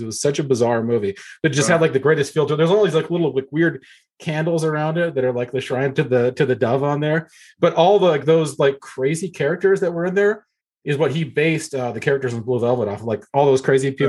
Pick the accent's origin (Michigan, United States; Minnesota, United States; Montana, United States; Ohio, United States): Montana, United States; Missoula; my hometown in Missoula, Montana.